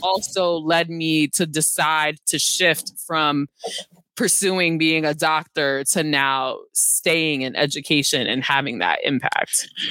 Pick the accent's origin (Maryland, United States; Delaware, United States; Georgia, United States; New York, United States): New York, United States; New York City; I was born and raised in Brooklyn, New York